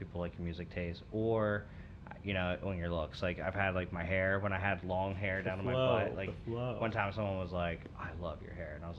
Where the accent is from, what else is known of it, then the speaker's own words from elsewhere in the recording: Maryland, United States; I'm from Maryland. I know how to drive.